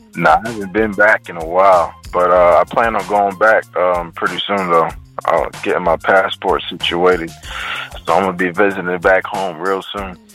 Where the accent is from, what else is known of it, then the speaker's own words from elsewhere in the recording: Trinidad & Tobago; moved away; also born or lived in DMV (Washington metropolitan area); I'm from the Caribbean, Trinidad